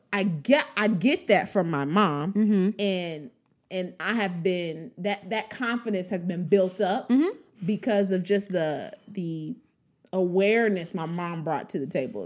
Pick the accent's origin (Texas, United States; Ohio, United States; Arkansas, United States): Ohio, United States; Trotwood; I grew up in Trotwood, but the church I went to wasn't in Trotwood